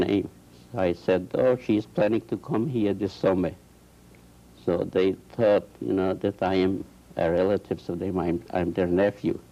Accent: Poland; moved away; I was born in this and this village. We had a farm there. We were Jewish farmers

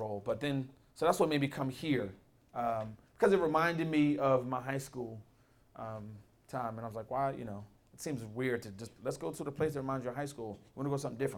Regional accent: Philadelphia, Pennsylvania, United States; I grew up in West Philly, born and raised

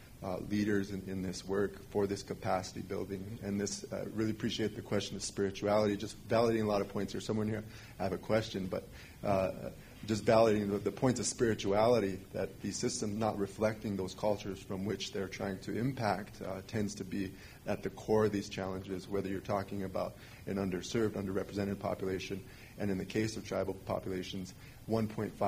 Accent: South Dakota, United States; moved away; I'm Oglala Lakota from South Dakota originally

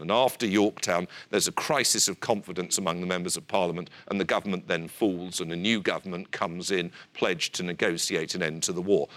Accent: United Kingdom

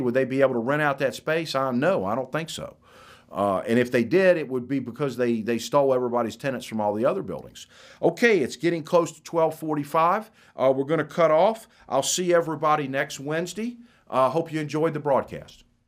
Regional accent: Florida, United States; moved away; I'm from Florida. My, my daughter's, my mother, a brother live in Florida

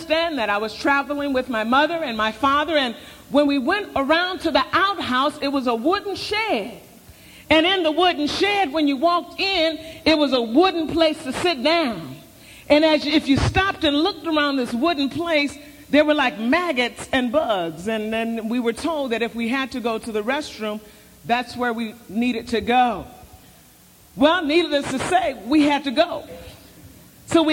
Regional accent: Southern California, United States; I was raised in Southern California in the area in which I now pastor

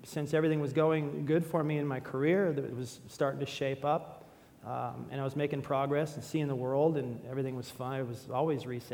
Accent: San Diego, California, United States; I was born in San Diego

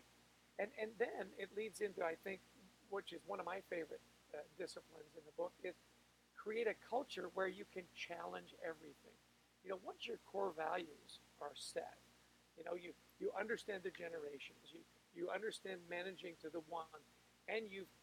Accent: Canada; I'm Canadian.

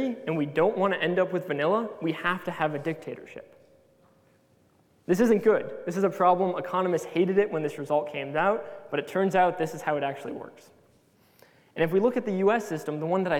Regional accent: United States; being American

